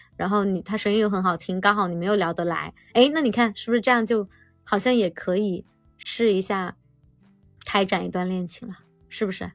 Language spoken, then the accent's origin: Chinese; Yulin, Guangxi, China; now in Shenzhen, China; 我来自于广西的一个小城市